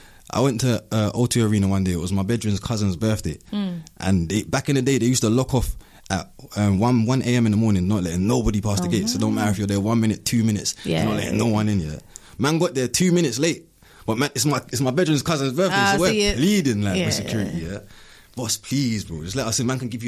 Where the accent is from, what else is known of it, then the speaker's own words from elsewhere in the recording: London, United Kingdom; Originally Clapham South. I grew up in Flinders Gardens.